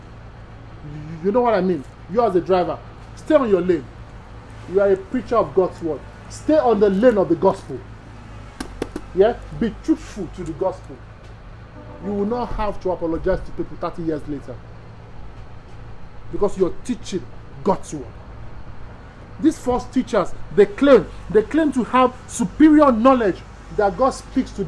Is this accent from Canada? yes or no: no; Nigeria; I'm Nigerian by birth